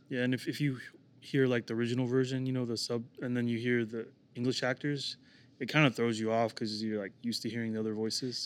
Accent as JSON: {"language": "English", "town": "Kansas City", "region": "Missouri", "country": "United States", "tie": "born or raised there", "also_born_or_lived": "Oklahoma", "said": "I was born in Kansas City, Missouri, and then James and Andy were born in Oklahoma City"}